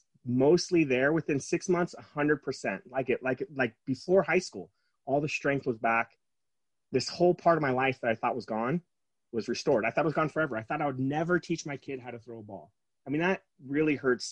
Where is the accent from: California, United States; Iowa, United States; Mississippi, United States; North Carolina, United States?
California, United States; San Diego; now in Utah, United States; I grew up in San Diego